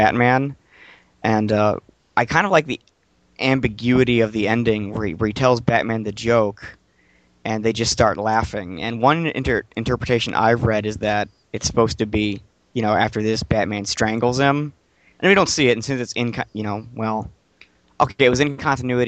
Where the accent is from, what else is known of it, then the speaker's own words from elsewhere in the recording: Detroit, Michigan, United States; I'm from Detroit.